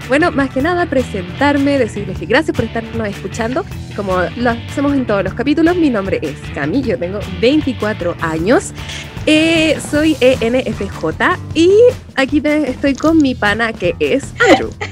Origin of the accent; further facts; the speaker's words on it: Chile; Nosotros como chilenos